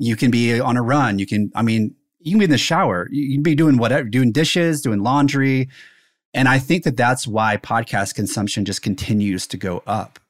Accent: South Carolina, United States; I grew up in South Carolina

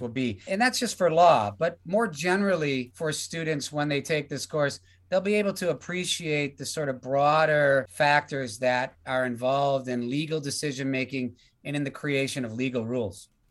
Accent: United States; now in Australia; I'm from the United States

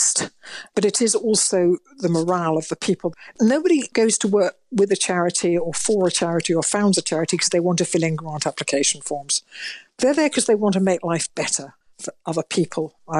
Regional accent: Manchester, North West England, United Kingdom; now in Bath, United Kingdom; I was born in Manchester and, you know, I'm now living in Bath.

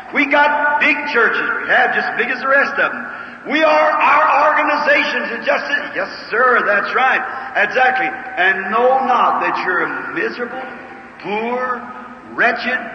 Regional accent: Kentucky, United States; I was raised in Kentucky

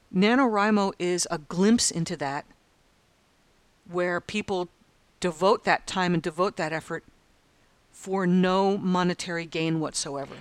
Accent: United States; now in Australia; as an American

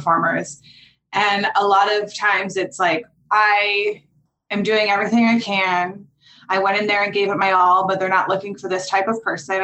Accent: Pittsburgh, Pennsylvania, United States; moved away as an adult; now in Los Angeles, United States; I grew up in Pittsburgh, Pennsylvania.

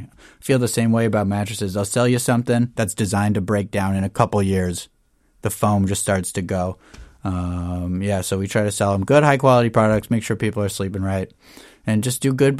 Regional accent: Janesville, Wisconsin, United States; now in Wisconsin Dells, United States; Well, I was originally from Janesville. And then after high school, I got married to my high school sweetheart and we moved up to Wisconsin Dells.

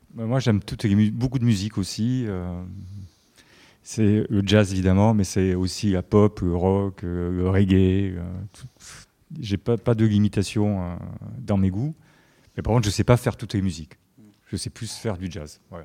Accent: Marseille, Provence-Alpes-Côte d'Azur, France; je suis de Marseille

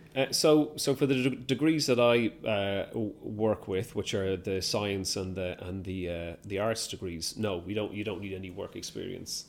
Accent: Ireland; now in United Kingdom; I'm Irish

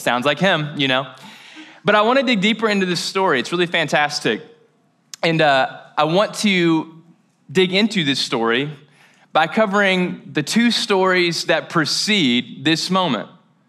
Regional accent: Mayfield, Kentucky, United States; Now, I'm from Mayfield, Kentucky. Shout out. It's a great little small town. We held it down. A lot of hunters, a lot of country music, things that I did not acquire but appreciate. But I love preaching in my hometown.

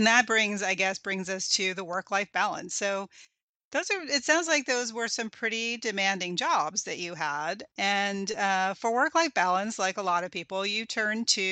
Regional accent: East Coast, United States; I grew up on the East Coast

